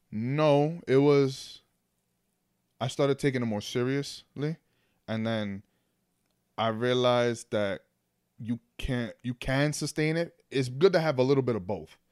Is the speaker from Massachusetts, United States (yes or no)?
no; New York City, New York, United States; also born or lived in Manhattan; I was born in Manhattan, but then I but I grew up in the Bronx.